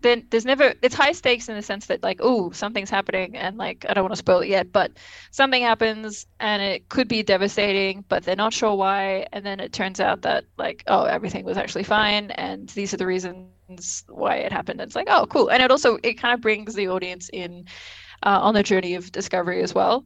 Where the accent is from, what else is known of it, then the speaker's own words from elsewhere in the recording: Australia; I'm Australian, it's fine. We're both Australian